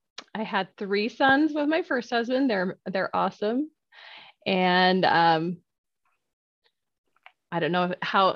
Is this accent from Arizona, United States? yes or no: yes; Arizona, United States; moved away as an adult; now in Utah, United States; I moved to Utah when I married my first husband, and that was when I was 19 years old. So I've been in Utah longer than I was in Arizona now. It's still hard to say I'm from Utah.